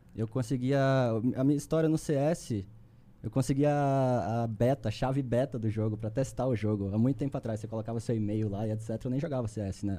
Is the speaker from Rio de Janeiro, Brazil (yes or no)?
no; Recife, Pernambuco, Brazil; moved away as an adult; also born or lived in São Paulo; Eu sou, eu sou de Recife, sou recifense